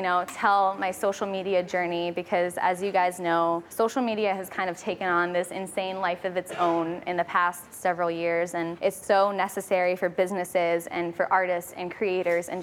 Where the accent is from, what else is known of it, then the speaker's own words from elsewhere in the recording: Nashville, Tennessee, United States; I'm 23 years old. We're from Nashville, Tennessee